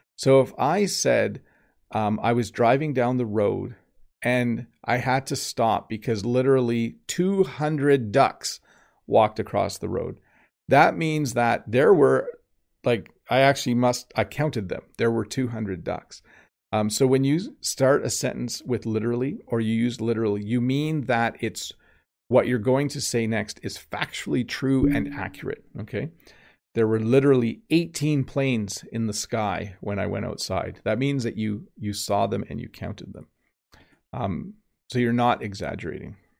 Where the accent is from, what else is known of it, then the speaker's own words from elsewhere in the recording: Canada; accent: Canadian; my accent is Canadian